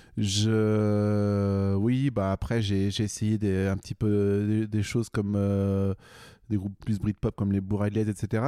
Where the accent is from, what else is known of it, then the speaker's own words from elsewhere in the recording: Bourges, Centre-Val de Loire, France; moved away; also born or lived in Manchester; j'ai grandi à Bourges